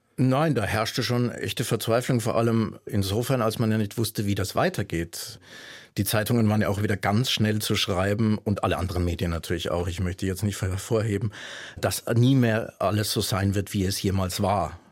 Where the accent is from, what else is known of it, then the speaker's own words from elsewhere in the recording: Würzburg, Bavaria, Germany; moved away as an adult; now in Leipzig, Germany; bin ich groß geworden in Franken